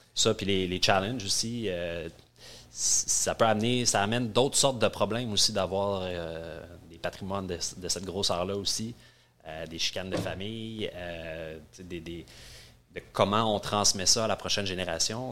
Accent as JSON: {"language": "French", "area": "North Shore", "region": "Quebec", "country": "Canada", "tie": "born or raised there", "said": "je suis un petit gars de la Rive-Nord"}